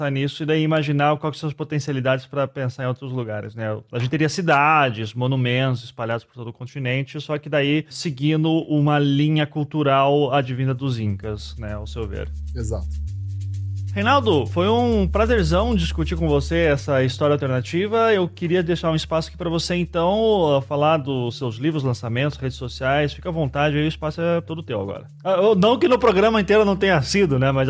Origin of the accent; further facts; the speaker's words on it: South Region, Brazil; now in São Paulo, Brazil; Daí eu e meus amigos do Sul, todos assim, ah olá alemão, italiano, né? Eu falando, gente, eu sou brasileiro.